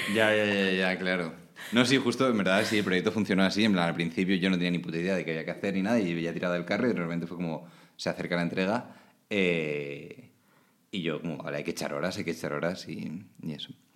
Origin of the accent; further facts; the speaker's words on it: Alicante, Valencian Community, Spain; moved away as an adult; also born or lived in Oslo; now in Netherlands; soy de Alicante, como te ha dicho. Viví en Alicante hasta los 18, que me fui a estudiar fuera.